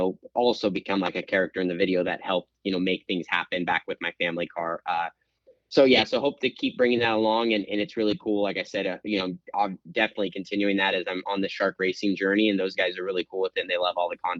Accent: West Coast, United States; I'm from the West Coast

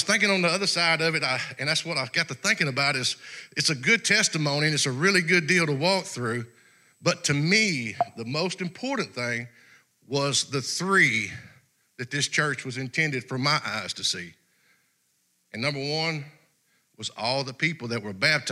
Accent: El Dorado, Arkansas, United States; now in Camden, United States; This is not my hometown. Mine's El Dorado

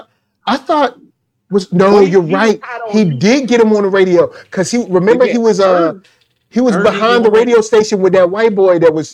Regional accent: the South, United States; Now that is some country, that is some country, but I'm from the South.

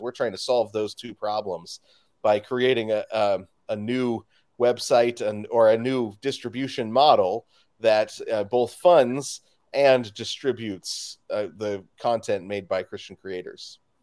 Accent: Spokane, Washington, United States; I'm from Spokane, Washington

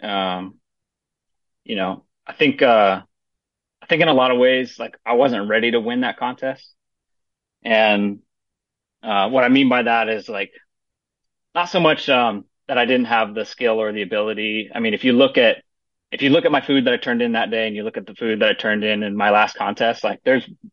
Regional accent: Stockton, California, United States; moved away as an adult; also born or lived in Mid-Atlantic (East Coast); now in Mount Juliet, Tennessee, United States; I grew up in Northern California in a town called Stockton

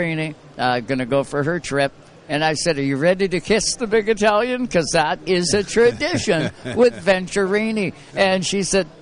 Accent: Canada; I'm from Canada.

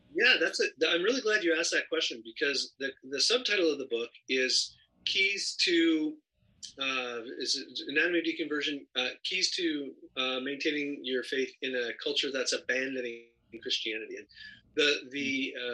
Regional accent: Canada; moved away as an adult; now in Los Angeles, United States; I'm originally from Canada

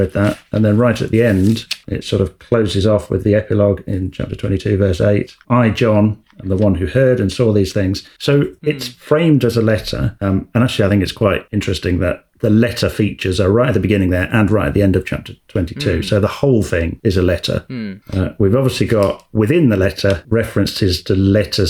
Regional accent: England, United Kingdom; being English

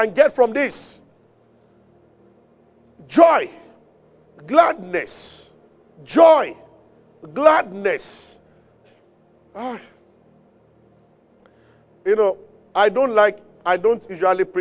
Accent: Abeokuta, Ogun State, Nigeria; I grew up in Abeokuta, where we are familiar with wells.

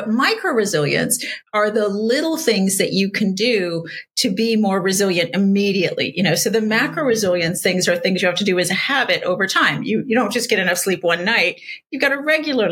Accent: San Diego, California, United States; I grew up in San Diego

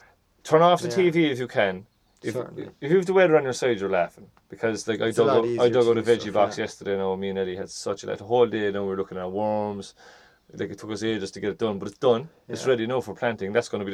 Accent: Ireland; I'm from Ireland

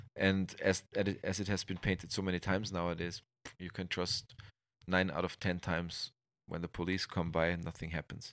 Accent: Austria; English is a second language; in the small town, I grew up here in Austria

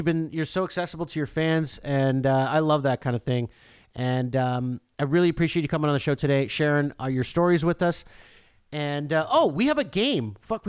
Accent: Canada; being a Canadian

